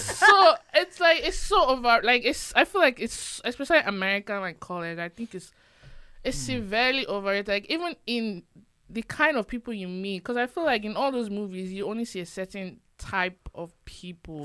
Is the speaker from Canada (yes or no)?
no; Nigeria; moved away; I uh, was born and raised in Nigeria